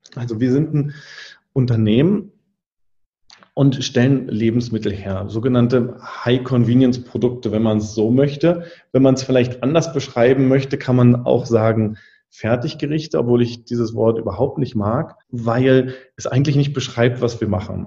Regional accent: Mecklenburg-Vorpommern, Germany; also born or lived in Berlin; Und dann draußen in Mecklenburg-Vorpommern im Nachbarort, wo ich groß geworden bin

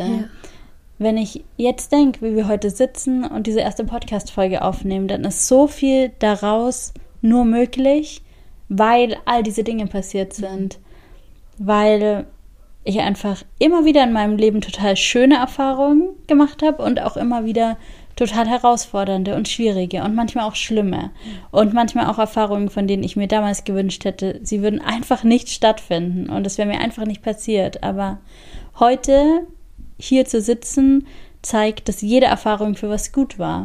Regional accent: Augsburg, Bavaria, Germany; Ich bin in Augsburg geboren und groß geworden

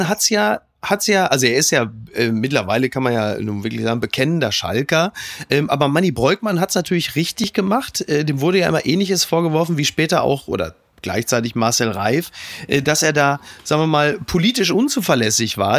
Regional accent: Castrop-Rauxel, North Rhine-Westphalia, Germany; also born or lived in Essen; ich komme aus Kastrop Rauxel

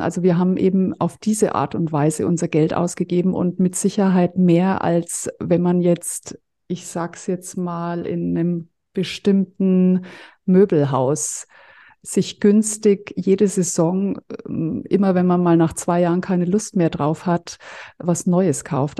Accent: Fürth, Bavaria, Germany; ich komme ja aus Mittelfranken, aus Fürth

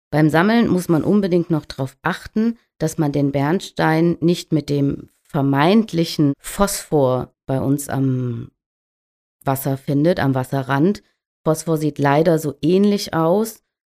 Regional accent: the North, Northern Germany, Germany; hier oben bei uns im Norden

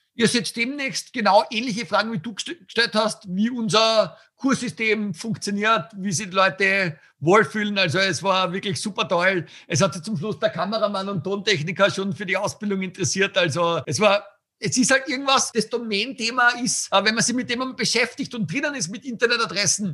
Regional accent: Tillmitsch, Styria, Austria; Also meine Heimat ist ja Österreich, aber dort, wo ich wirklich herkomme, ist also Tilmitsch

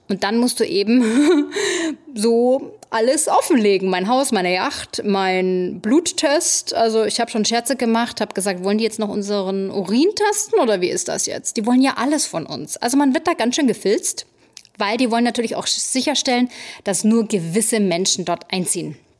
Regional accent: Germany; now in New York City, United States; Bei uns in Deutschland

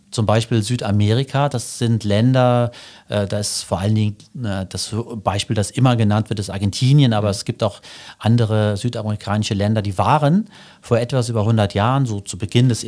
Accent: Sotzweiler, Saarland, Germany; Genau, ich bin geboren in äh, Sotzweiler und aufgewachsen hier im Saarland, war hier auf der Schule und habe auch angefangen zu studieren im Saarland.

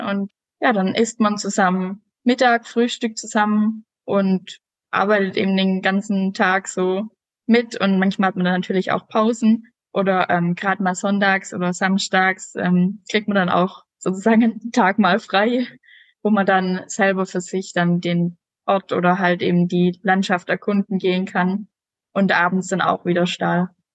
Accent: Southern Germany, Germany; ich komme ja aus dem Süden unten

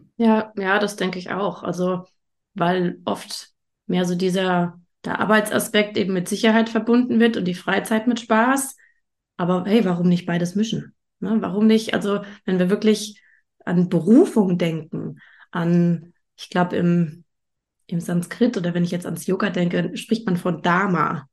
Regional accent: Germany; bei uns in Deutschland

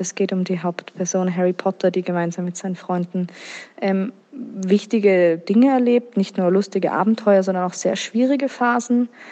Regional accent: Vienna, Austria; Ich komme ursprünglich aus Wien und bin bis jetzt auch noch dort geblieben

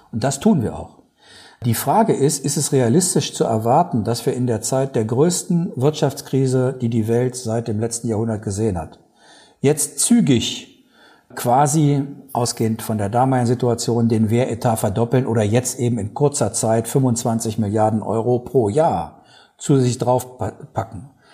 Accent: Germany; als Deutsche

